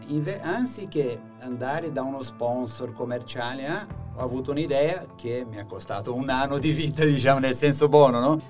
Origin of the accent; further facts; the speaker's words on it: Brazil; Italian is a second language; moved away as an adult; now in Italy; un, brasiliano